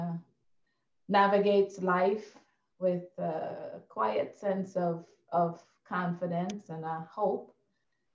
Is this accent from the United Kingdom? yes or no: no; Guyana; Yeah, I was born and raised in Guyana, South America.